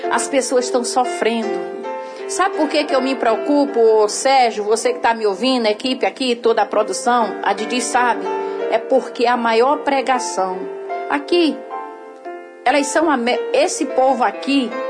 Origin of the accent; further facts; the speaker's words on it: Northeast Region, Brazil; Porque sim. a gente veio do Nordeste, a gente não teve orientação